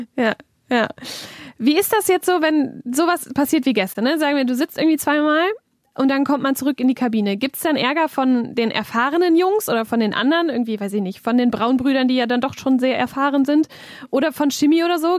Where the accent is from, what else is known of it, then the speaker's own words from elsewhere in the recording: North Rhine-Westphalia, Germany; Niederrheingewächs quasi, also hier geboren, hier aufgewachsen